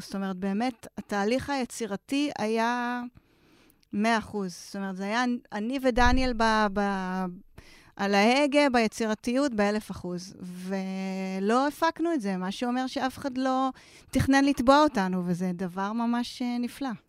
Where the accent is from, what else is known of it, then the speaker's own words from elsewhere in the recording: Israel; אנחנו דווקא אנשים, בסדר גמור, לא מניו יורק ולא מ-LA, אלא ישראלים